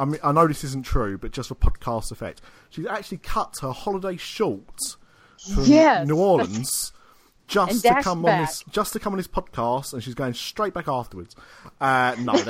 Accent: United Kingdom; we are British

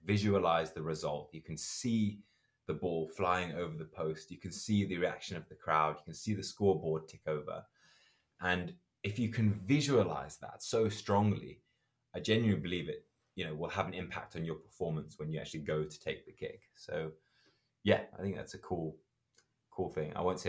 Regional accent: Zimbabwe; moved away; My mom's originally from Zambia. And so I grew up in Zimbabwe.

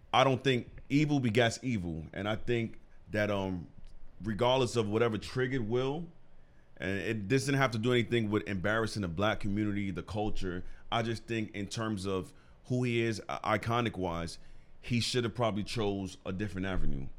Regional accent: New York, United States; we're from New York

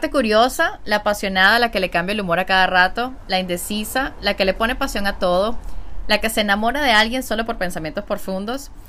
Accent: Venezuela; soy venezolana

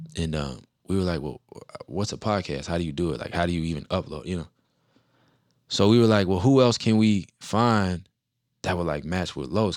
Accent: New Orleans, Louisiana, United States; moved away; I'm from New Orleans

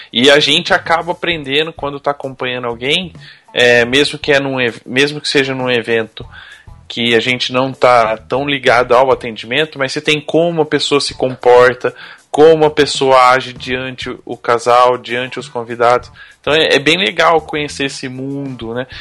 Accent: Campinas, São Paulo, Brazil; Eu sou de Campinas, pertinho, 50 minutos estou lá

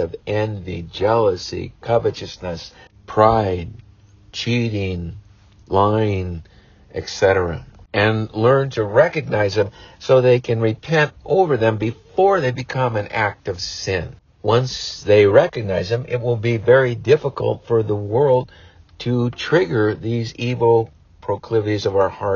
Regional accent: United States; we as American parents

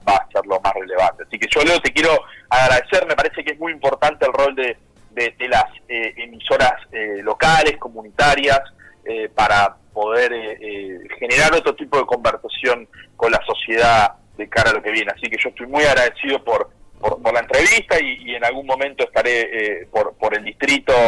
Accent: Lomas de Zamora, Buenos Aires Province, Argentina; yo soy de Lomas de Zamora

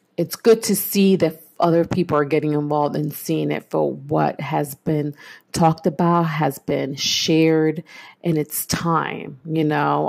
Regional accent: New York City, New York, United States; I am born and raised in East New York, Brooklyn

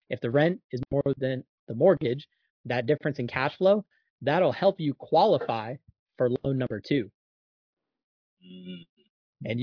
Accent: Jacksonville, Florida, United States; my hometown is Jacksonville, Florida

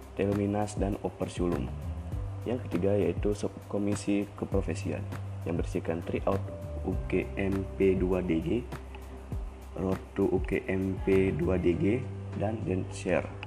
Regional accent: Wanasari village, Tanah Bumbu Regency, South Kalimantan, Indonesia; Asal saya berasal dari Sleman satu Blok D, Desa Wanasari, Kecamatan Sungai Kabupaten Tanah Bumbu

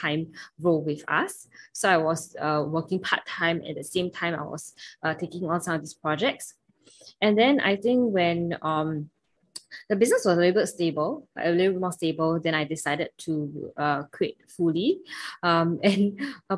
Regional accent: Singapore; from Singapore

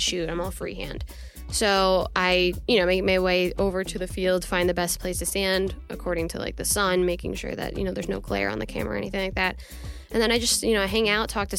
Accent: Peaburg, New Jersey, United States; my hometown, Peaburg.

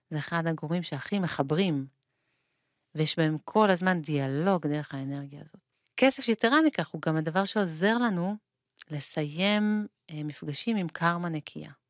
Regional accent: Israel; כך לפחות בקיבוץ שלי

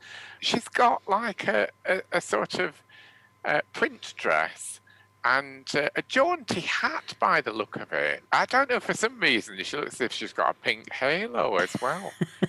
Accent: England, United Kingdom; accent: Northern; my Northern accent feels like it needs subtitles, particularly if we've done somewhere posh.

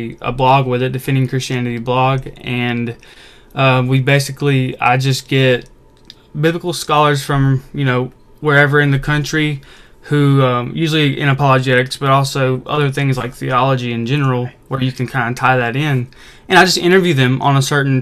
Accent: Mississippi, United States; also born or lived in Arkansas; I've been born and raised in Mississippi my whole life

